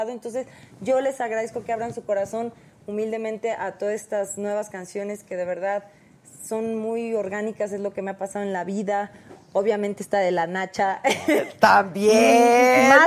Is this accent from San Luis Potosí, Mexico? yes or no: yes; San Luis Potosí, Mexico; Yo soy de San Luis, les mando un beso a todos mis potosinos.